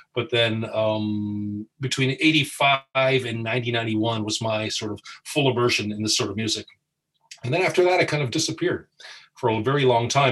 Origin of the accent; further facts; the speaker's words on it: Windsor, Ontario, Canada; we're all from Windsor, Canada, Ontario, Canada.